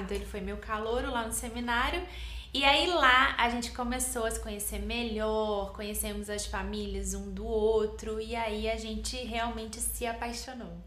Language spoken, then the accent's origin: Portuguese; Rio de Janeiro, Brazil; also born or lived in Nova Iguaçu; Eu sou do Rio de Janeiro, nasci em Nova Iguaçu, cresci na capital, Jacarepaguá, Tijuca